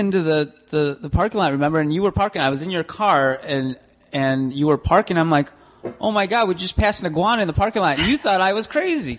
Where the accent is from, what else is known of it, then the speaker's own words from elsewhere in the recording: Los Angeles, California, United States; also born or lived in Chicago; now in Cape Coral, United States; Because when I grew up in L.A.